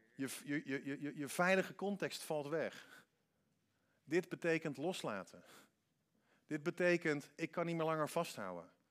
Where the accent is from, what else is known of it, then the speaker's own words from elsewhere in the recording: Netherlands; Wij denken als Hollanders